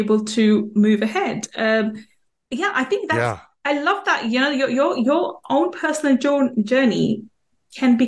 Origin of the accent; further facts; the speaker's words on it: United Kingdom; I was born and brought up in UK